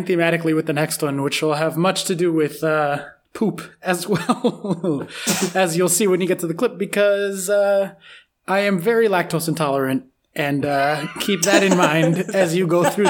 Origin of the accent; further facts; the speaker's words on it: United States; I'm American